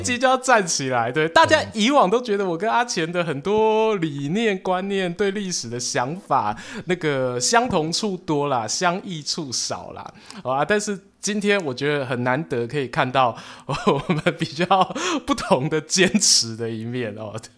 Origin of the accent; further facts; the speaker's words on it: Yilan County, Taiwan; 我的故乡，哦，伫咧宜兰